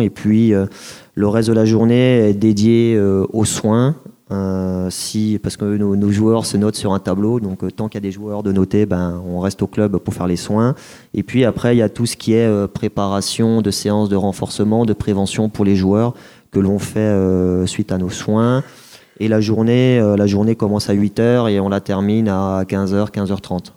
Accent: Colmar, Grand Est, France; moved away as an adult; also born or lived in Reims; je suis issu d'Alsace, donc Colmar. J'ai fait mes études là-bas, donc j'ai mon, bac scientifique à, Colmar

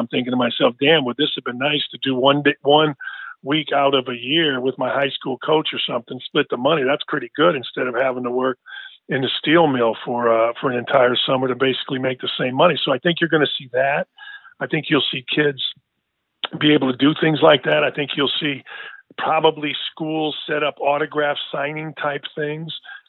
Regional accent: Illinois, United States; I get that JT's the guy from here and I'm from Illinois

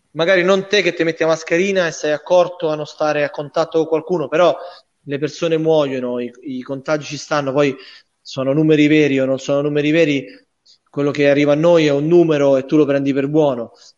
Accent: Rome, Lazio, Italy; moved away as an adult; now in Bari, Italy; io essendo romano e romanista

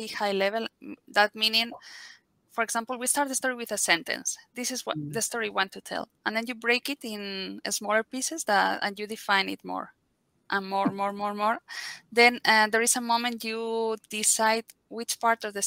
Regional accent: Madrid, Community of Madrid, Spain; I'm from Spain, from Madrid, and I've been working in the games industry for 20 years now

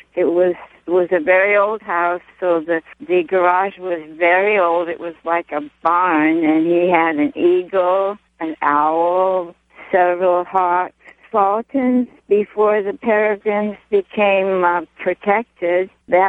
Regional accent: Los Angeles, California, United States; In L.A.

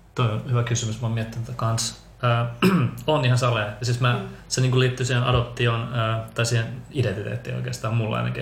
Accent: Finland; also born or lived in Bogotá, Colombia / Helsinki, Finland; adoptoitu Kolumbiasta, vähän niin kuin sinutkin Mari Vera. Todellaan samaan aikaan tultiin sieltä. Tuota, kolme kuukautisena Suomeen, eli olen ehtinyt olemaan täällä nyt 30 vuotta.

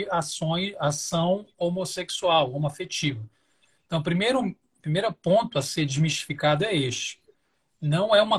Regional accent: Belém, Pará, Brazil; also born or lived in Belo Horizonte; now in São Paulo, Brazil; Eu moro atualmente na região metropolitana de São Paulo, mas sou de Belém do Pará, estou é, recém-chegado aqui em São Paulo, que morava em Belo Horizonte há pouco tempo.

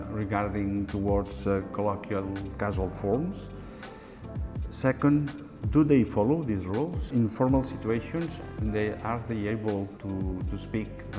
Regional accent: Barcelona, Catalonia, Spain; I'm from Barcelona

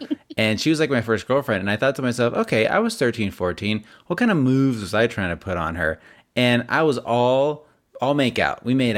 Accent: Las Vegas, Nevada, United States; You and I grew up in Las Vegas, where there's a huge Mormon LDS population, huge.

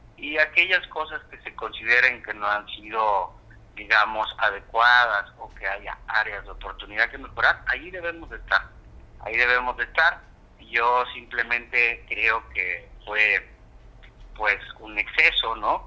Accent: Acapulco, Guerrero, Mexico; Yo soy un hombre que soy de Acapulco, nací aquí, estoy atento, siempre inmerso en la dinámica que lleva Acapulco en su totalidad

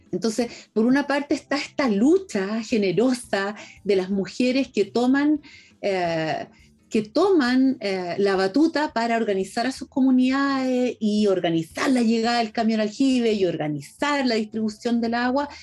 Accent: Chile

